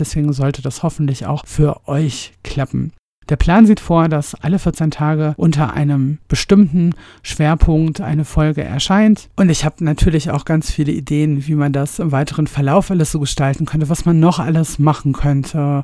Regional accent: Ruhr area, North Rhine-Westphalia, Germany; moved away as an adult; now in Bavaria, Germany; Ich stamme ursprünglich aus dem Ruhrpott und wohne jetzt im ja, noch viel schöneren Bayern seit einigen Jahren.

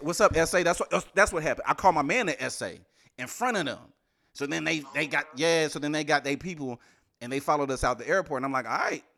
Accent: Houston, Texas, United States; now in New Jersey, United States; I'm from Houston, I'm from H-Town

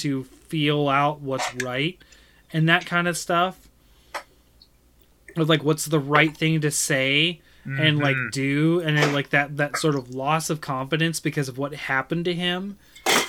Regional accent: United States; I am American

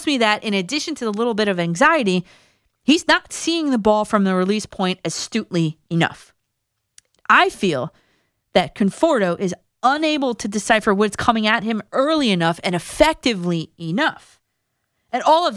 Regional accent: New Jersey, United States; my home state of New Jersey

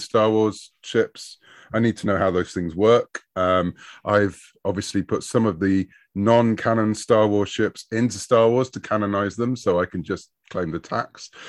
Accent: United Kingdom; I'm a Brit. And so over in the U K, we had a very different comic scene when I was growing up in the late seventies

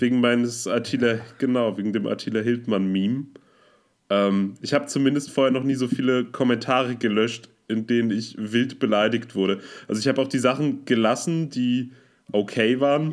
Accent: Münster, North Rhine-Westphalia, Germany; moved away; die Mundart meiner Heimatstadt, und zwar Münster

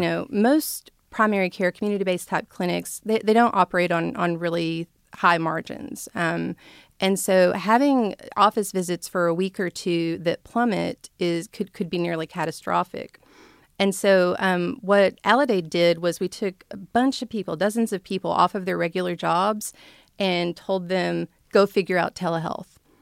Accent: Blackwell, Arkansas, United States; moved away as an adult; I grew up in Blackwell, Arkansas, where it was a no-stoplight town

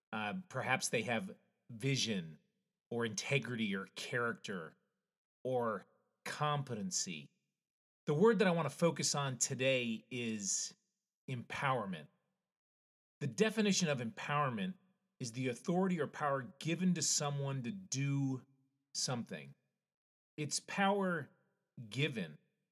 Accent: Connecticut, United States; I grew up in Connecticut where you had to wait 6 months to get your license.

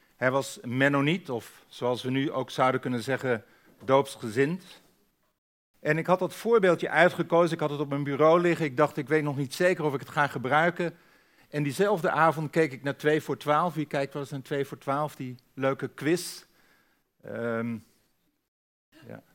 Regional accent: Friesland, Netherlands; ik ben een Fries

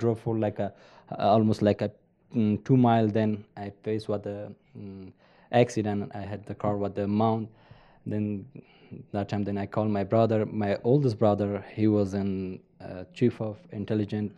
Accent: Afghanistan; English is a second language; moved away as an adult; also born or lived in Virginia, United States; now in Utah, United States; I grew up in Afghanistan.

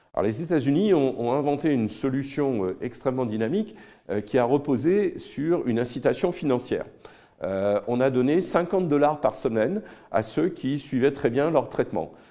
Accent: France; quand on est français

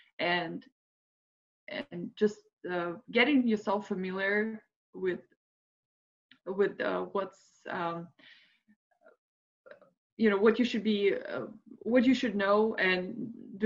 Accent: Moscow, Russia; moved away as an adult; now in United States; I'm originally from Moscow, Russia, and I immigrated to United States 13 years ago.

